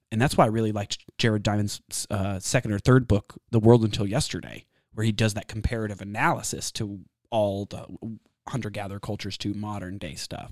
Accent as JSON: {"language": "English", "region": "Texas", "country": "United States", "said": "I'm from Texas"}